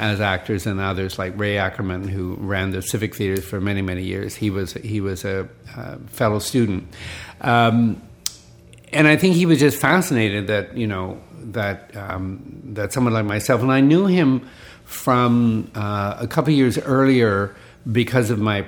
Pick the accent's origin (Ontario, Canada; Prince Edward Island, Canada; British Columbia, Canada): British Columbia, Canada; Vancouver; I was just growing up in Vancouver